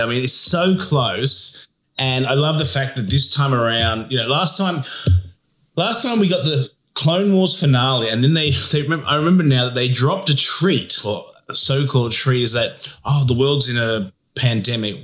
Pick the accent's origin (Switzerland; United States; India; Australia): Australia; we're from Australia